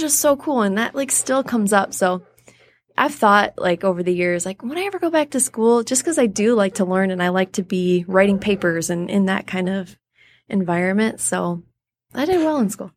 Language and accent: English; Clinton Township, Michigan, United States; also born or lived in Detroit, Michigan / Macomb, Michigan; I was born in Detroit. Grew up in Clinton Township, Michigan